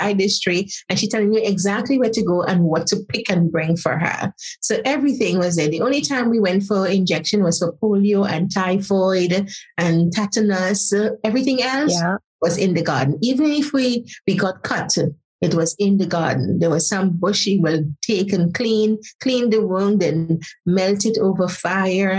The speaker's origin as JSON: {"language": "English", "region": "Saint Patrick", "country": "Grenada", "tie": "born or raised there", "also_born_or_lived": "Trinidad", "moved": "yes", "lives_now": "United Kingdom", "said": "I was born in Grenada in a place called Setes, as a country, St. Patrick's. So it's a lovely little country, part of the country. Grew up on spices"}